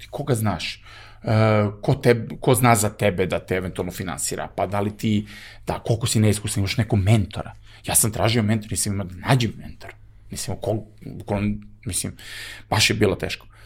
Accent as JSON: {"language": "Croatian", "country": "Serbia", "said": "I mi smo ovde imali zaista u Srbiji izuzetno nepre, teške prilike"}